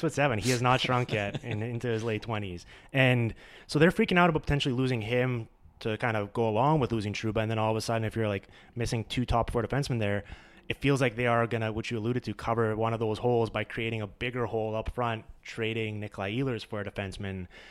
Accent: Vancouver, British Columbia, Canada; it's in my hometown

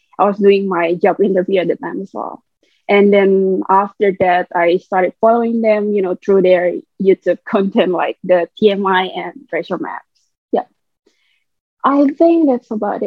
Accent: Indonesia; also born or lived in Jakarta; I'm from Indonesia. I live in Jakarta

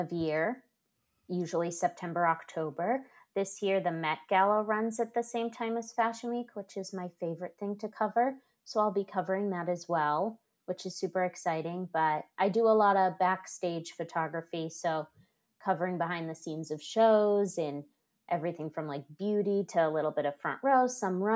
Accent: outside of Boston, Massachusetts, United States; accent: Boston; moved away as an adult; also born or lived in upstate New York; now in New York, United States; I grew up outside of Boston and went to school in upstate New York

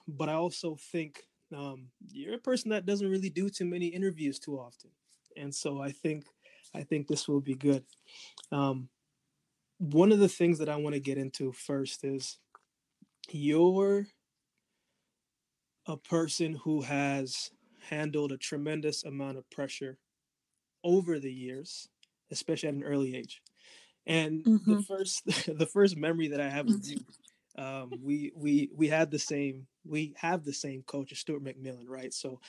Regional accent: Jamaica; cornmeal porridge, and I'm Jamaican first, so I'm with you there.

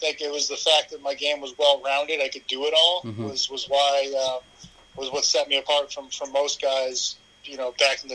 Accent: Massachusetts, United States; moved away; also born or lived in San Diego, California / Maine; I was born in San Diego during the strike year, but because my dad played for the Patriots, I grew up in Massachusetts.

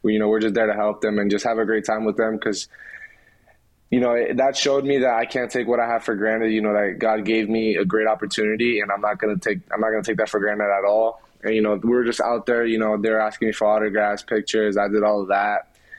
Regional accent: Philadelphia, Pennsylvania, United States; born there; Growing up, since I was born in Philly, you know, I watched a lot of the Phillies.

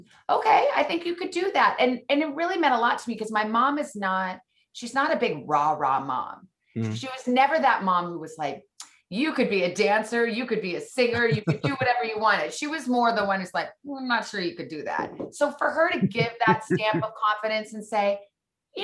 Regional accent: Tucson, Arizona, United States; moved away as an adult; also born or lived in Missouri / Washington, D.C.; I went from Missouri back to Tucson, Arizona, my hometown

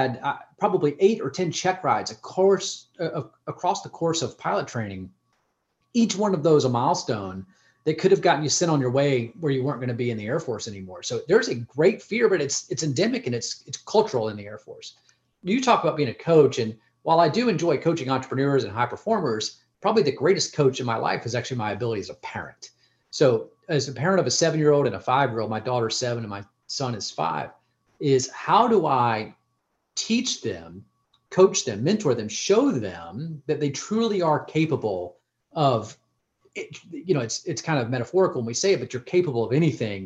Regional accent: Central North Carolina, United States; I grew up in Central North Carolina

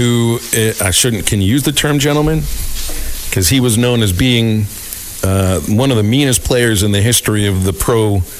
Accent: Pittsburgh, Pennsylvania, United States; moved away; Growing up in Pittsburgh

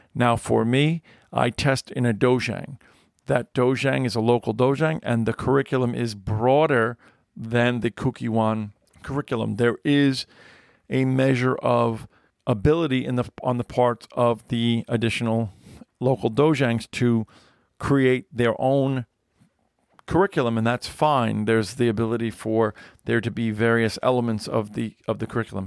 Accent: United States; It has my nationality, which it, it lists as American

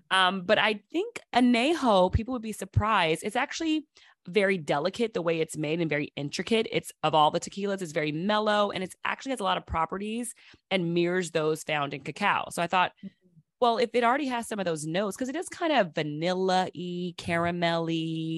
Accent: London, United Kingdom; I'm from London.

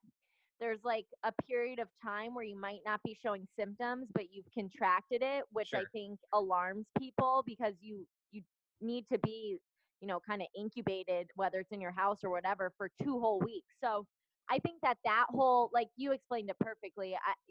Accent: Connecticut, United States; which is my, basically where I'm from. I'm from

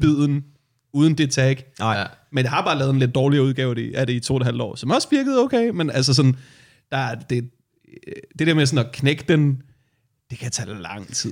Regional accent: Værløse, Capital Region of Denmark, Denmark; jeg voksede op i Værløs, jeg voksede op lige uden for København

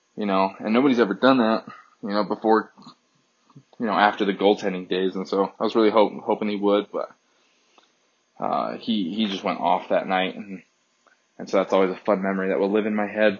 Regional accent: Southern California, United States; I wasn't born in California, but I was raised uh, in California my whole life um, since I was about two

